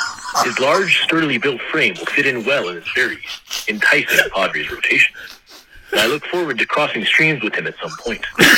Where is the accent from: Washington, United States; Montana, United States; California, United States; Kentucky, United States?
California, United States; San Diego; we're both from San Diego